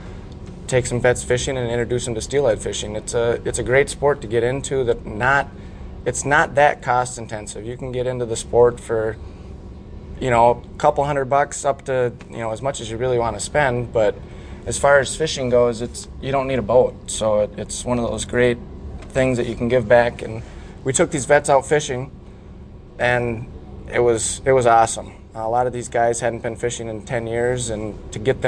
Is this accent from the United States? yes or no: yes; Duluth, Minnesota, United States; also born or lived in Michigan; I was born and raised in Duluth, Minnesota here